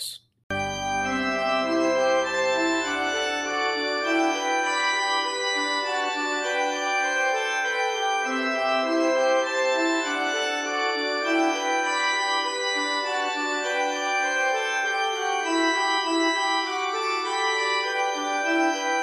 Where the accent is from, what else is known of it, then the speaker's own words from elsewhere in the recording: Michigan, United States; also born or lived in Ohio; I'm from Michigan and did seminary in Ohio